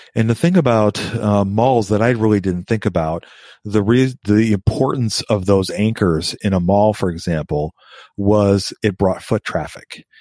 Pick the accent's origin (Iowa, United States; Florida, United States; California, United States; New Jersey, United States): Iowa, United States; Des Moines; I grew up in Des Moines, Iowa